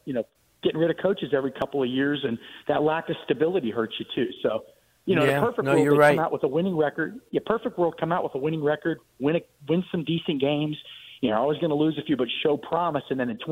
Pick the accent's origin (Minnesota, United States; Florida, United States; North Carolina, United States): Florida, United States; Miami Springs; I'm from Miami. I'm a Miami Springs guy, born down there.